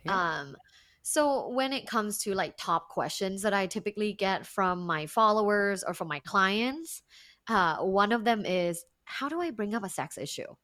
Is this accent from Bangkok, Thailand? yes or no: yes; Bangkok, Thailand; English is a second language; moved away as an adult; now in United States; I am uh, originally from Thailand. Uh, I was born and I grew up in Bangkok, which is big.